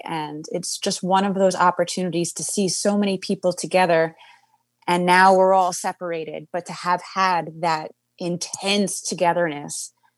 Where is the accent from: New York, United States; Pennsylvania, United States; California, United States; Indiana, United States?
New York, United States; New York City; also born or lived in Queens, New York; I'm born and raised in Manhattan, and uh, spent a lot of my life as well in Queens.